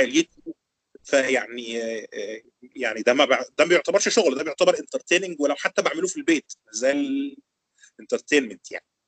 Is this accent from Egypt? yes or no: yes; Egypt; عندنا في مصر